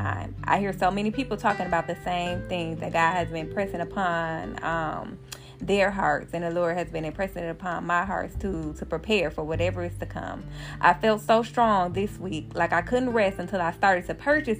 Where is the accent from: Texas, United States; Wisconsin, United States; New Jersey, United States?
Wisconsin, United States; Milwaukee; my hometown, Milwaukee, Wisconsin